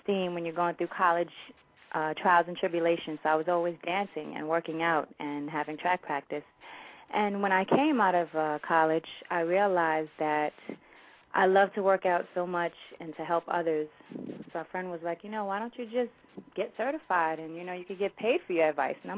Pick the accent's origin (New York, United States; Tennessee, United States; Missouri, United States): New York, United States; New York City; I am from Jamaica, Queens, born and raised in Queens